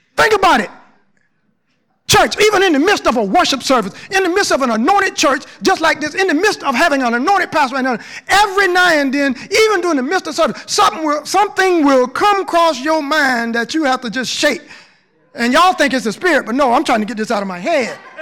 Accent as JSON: {"language": "English", "region": "Southern Georgia", "country": "United States", "tie": "born or raised there", "moved": "as an adult", "said": "I came from Southern Georgia, ain't been nowhere"}